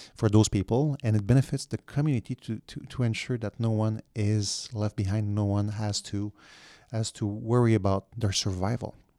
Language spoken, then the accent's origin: English; Quebec, Canada; I was from Quebec